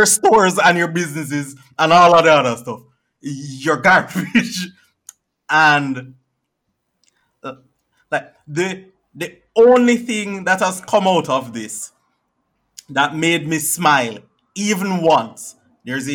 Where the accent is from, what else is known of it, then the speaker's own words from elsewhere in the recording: Jamaica; I am from Jamaica